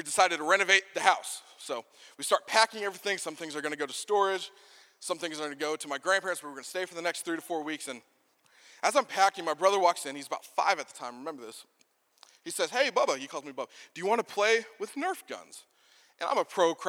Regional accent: Texas, United States; moved away; I'm originally from Texas.

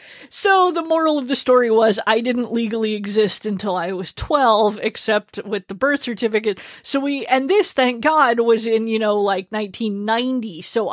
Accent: Yokosuka, Kanagawa, Japan; born there; because I was born abroad on Yokosuka Naval Base

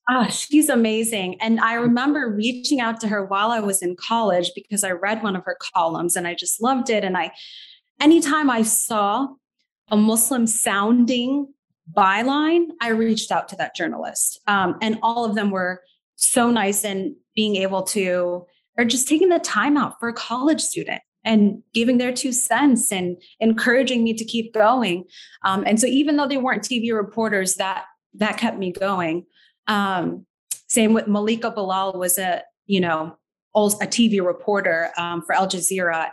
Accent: Naperville, Illinois, United States; also born or lived in Skokie, Illinois / Doha, Qatar / Chicago; I was born in Skokie, actually. Um, grew up in the Naperville area.

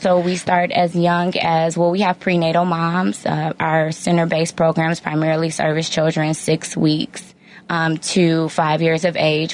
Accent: Hazel Crest, Illinois, United States; I grew up in Hazel Crest, Illinois.

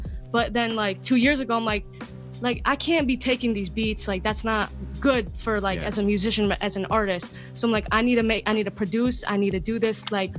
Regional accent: Cleveland, Ohio, United States; I'm from Cleveland, Ohio.

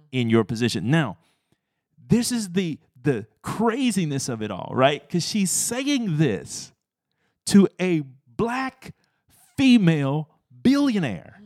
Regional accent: Texas, United States; I'm a Texan at heart though

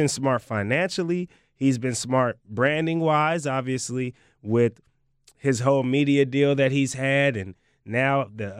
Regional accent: Oakland, California, United States; I had hella fun in Seattle, but I'm really from Oakland, though. Like, I'm really, really, really from Oakland, though.

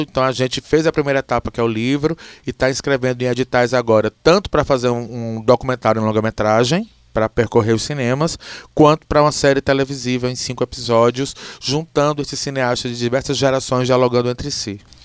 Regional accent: Alagoas, Brazil; now in Ceará, Brazil; eu sou alagoano e a razão de ter vindo morar no Ceará foi para fazer essa escola

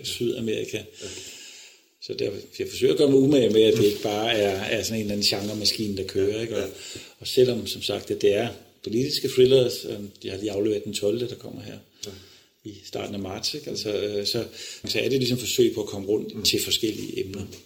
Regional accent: Odense, Southern Denmark, Denmark; moved away; jeg kommer fra Odense, og øh, min far var direktør for tekniske skoler i Odense

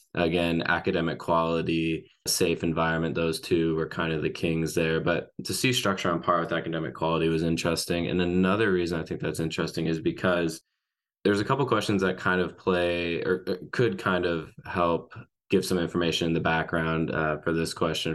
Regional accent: Arkansas, United States; my home state of Arkansas

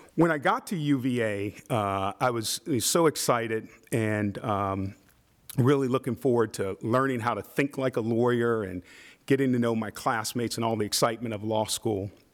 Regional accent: Midwest, United States; I'm from the Midwest.

